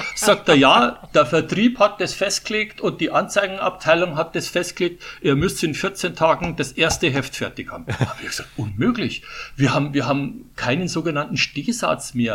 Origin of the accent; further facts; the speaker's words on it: Putzbrunn, Bavaria, Germany; accent: Bavarian; moved away; also born or lived in Munich; ich bin in Putzbrunn geboren, oh. der Ort genau neben Ottobrunn, ja, und habe 37 Jahre in, in München gelebt. Also mein Bayerisch, das werde ich wahrscheinlich nie verlieren